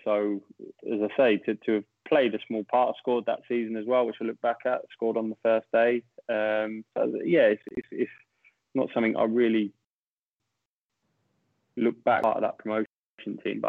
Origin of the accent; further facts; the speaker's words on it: Brighton, South East England, United Kingdom; my hometown club getting promoted.